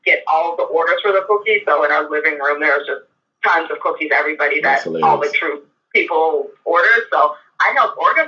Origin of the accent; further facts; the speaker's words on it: Monroeville, Pennsylvania, United States; Monroeville, a little east of Pittsburgh, is where I grew up.